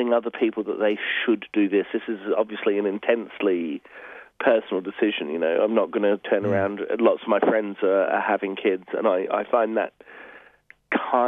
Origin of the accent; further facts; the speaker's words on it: Adelaide, South Australia, Australia; I grew up mostly in Adelaide